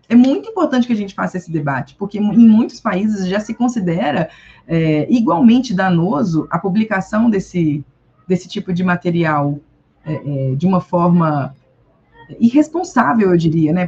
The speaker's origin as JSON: {"language": "Portuguese", "country": "Brazil", "lives_now": "Belo Horizonte, Brazil", "said": "sendo brasileiro"}